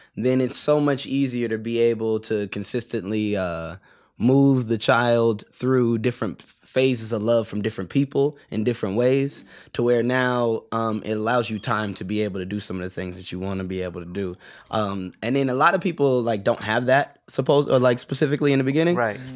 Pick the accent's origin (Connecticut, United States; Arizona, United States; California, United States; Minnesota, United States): California, United States; San Bernardino; I grew up in San Bernardino uh, most of my like young life